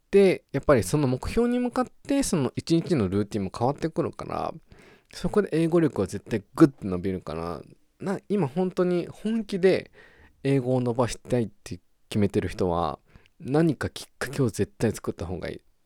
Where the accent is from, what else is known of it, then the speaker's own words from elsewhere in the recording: Japan; accent: Japanese English pronunciation; moved away as an adult; now in Australia; 日本、ジャパニーズ、イングリッシュ、プロナンセーション